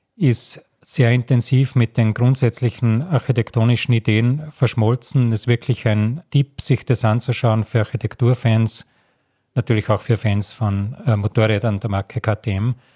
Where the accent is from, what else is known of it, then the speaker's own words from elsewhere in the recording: Salzburg, Austria; moved away; also born or lived in Graz; ich bin in Salzburg in den Bergen aufgewachsen